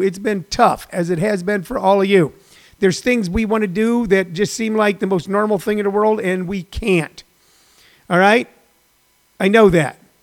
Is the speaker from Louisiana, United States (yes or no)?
no; St. Louis, Missouri, United States; moved away; also born or lived in Los Angeles; a neighborhood that we grew up in as poor kids